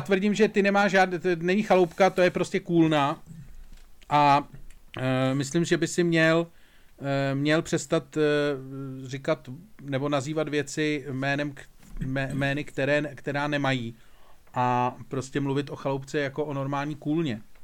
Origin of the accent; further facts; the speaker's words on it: Czechia; já jsem přízemní Čech